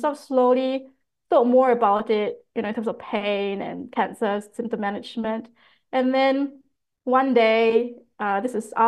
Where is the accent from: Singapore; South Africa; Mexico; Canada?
Singapore; now in Australia; growing up in Singapore